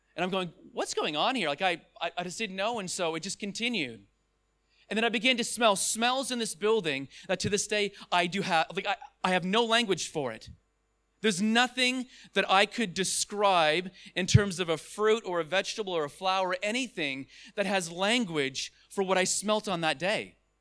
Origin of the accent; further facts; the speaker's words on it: Ontario, Canada; I am from Ontario, Canada. That's where I was born